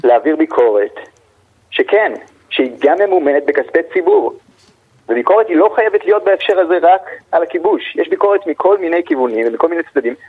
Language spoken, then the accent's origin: Hebrew; Israel; אני ישראלי ואני לא פלסטיני